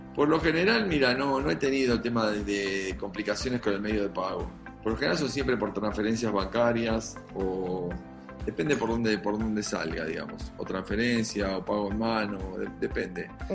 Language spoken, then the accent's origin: Spanish; Argentina; Soy argentino